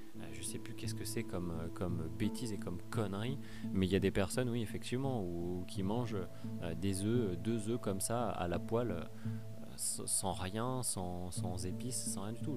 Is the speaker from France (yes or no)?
yes; Pau, Nouvelle-Aquitaine, France; Moi, je viens du sud-ouest, je viens de Pau